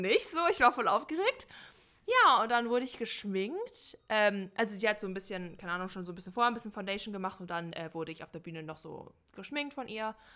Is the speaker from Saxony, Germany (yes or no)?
no; North Rhine-Westphalia, Germany; moved away; Ich komme ja ursprünglich aus Nordrhein-Westfalen